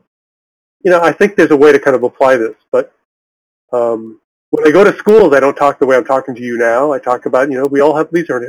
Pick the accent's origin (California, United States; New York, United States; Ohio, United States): California, United States; moved away as an adult; also born or lived in Oregon; now in Connecticut, United States; I was born in California